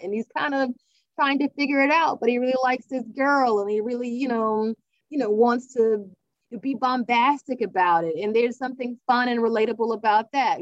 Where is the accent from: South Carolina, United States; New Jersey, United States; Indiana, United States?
South Carolina, United States; I'm from South Carolina